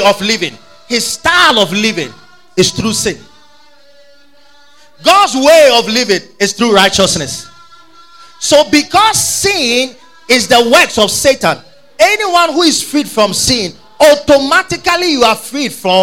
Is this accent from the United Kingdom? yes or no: no; Ghana; We know Ghana, we are free from the British